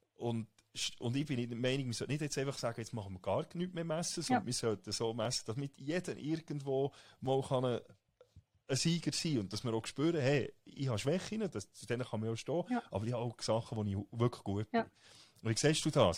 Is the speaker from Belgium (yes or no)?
no; Switzerland; also born or lived in United States